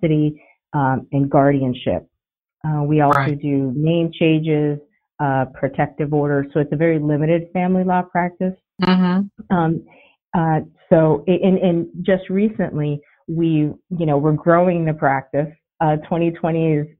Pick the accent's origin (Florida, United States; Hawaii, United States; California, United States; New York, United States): Florida, United States; South; moved away as an adult; also born or lived in Puerto Rico; now in Annapolis, United States; born in Puerto Rico, but I was raised in South Florida, went to law school in Florida